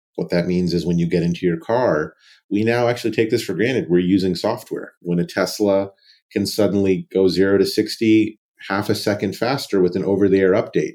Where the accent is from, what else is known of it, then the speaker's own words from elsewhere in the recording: Raleigh, North Carolina, United States; I grew up in Raleigh, North Carolina, child of two immigrants